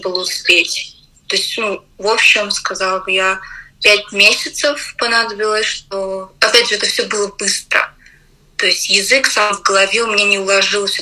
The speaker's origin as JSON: {"language": "Russian", "country": "Russia", "moved": "as an adult", "lives_now": "United Kingdom", "said": "я из России"}